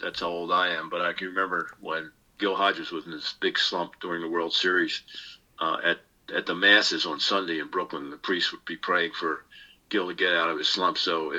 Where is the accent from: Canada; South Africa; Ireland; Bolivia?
Ireland; Now, I'm an Irishman. You know, there are two kinds of Irishmen.